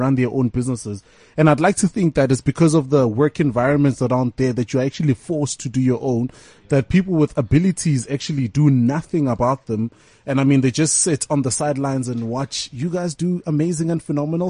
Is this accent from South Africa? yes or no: yes; Tembisa, Gauteng, South Africa; I'm also from Tembisa